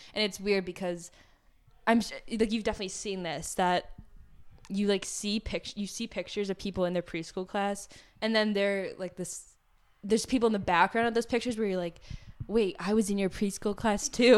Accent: Park Ridge, Illinois, United States; I grew up in Park Ridge my entire life

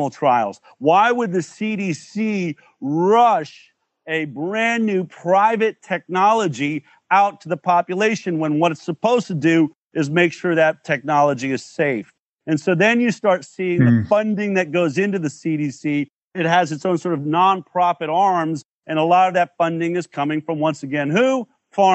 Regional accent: United States; growing up in the United States of America

